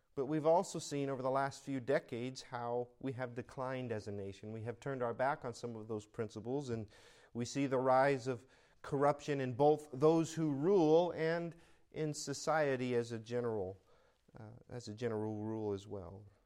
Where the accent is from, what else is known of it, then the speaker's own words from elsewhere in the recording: United States; now in California, United States; I am an American